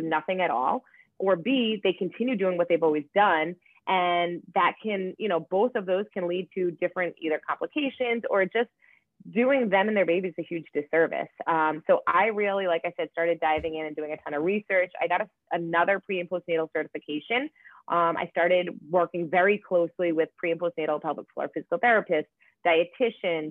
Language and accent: English; Rhode Island, United States; moved away; also born or lived in Hoboken, New Jersey / Los Angeles / Boston; I'm from Rhode Island